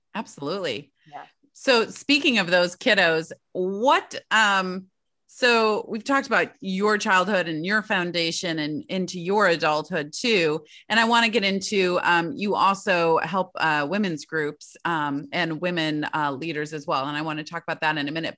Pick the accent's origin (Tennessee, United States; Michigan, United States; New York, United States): Michigan, United States; moved away; Growing up in Michigan